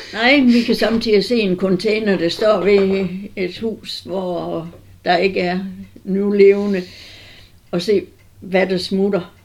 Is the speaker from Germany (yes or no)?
no; Southern Jutland, Southern Denmark, Denmark; also born or lived in Tinglev / Vamdrup; jeg er sønderjyde